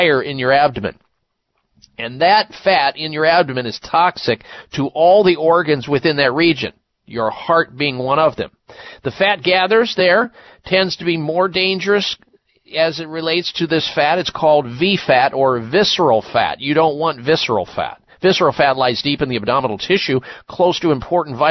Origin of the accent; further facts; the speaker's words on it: Midwest, United States; I grew up in the Midwest